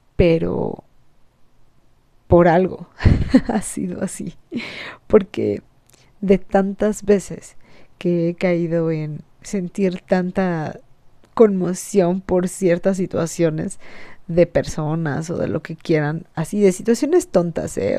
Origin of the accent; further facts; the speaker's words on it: Mexico; los mexicanos somos burlones